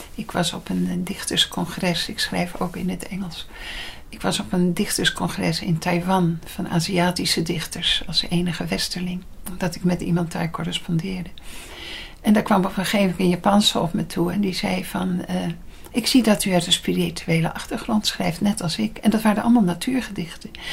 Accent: Leiden, South Holland, Netherlands; ik ben in Leiden geboren.

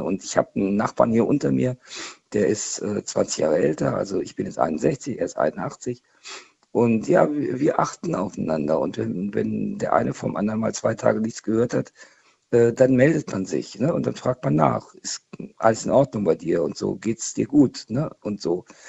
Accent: Hanover, Lower Saxony, Germany; moved away; also born or lived in Swabia; ich komme ursprünglich aus Hannover, also aus Niedersachsen

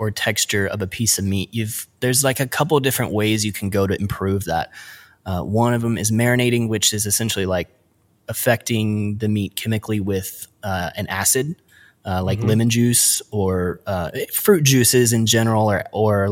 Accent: Midwest, United States; also born or lived in Portland; us Midwest kids

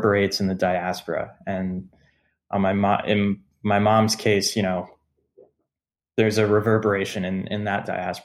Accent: United States; being American and having parents come from these parts of the world

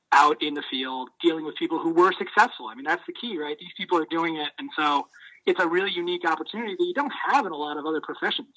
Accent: Maine, United States; growing up in Maine

